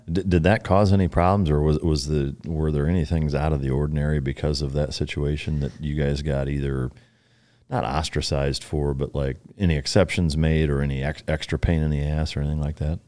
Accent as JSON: {"language": "English", "town": "Waterloo", "region": "Iowa", "country": "United States", "tie": "born or raised there", "said": "my hometown in Waterloo, Iowa"}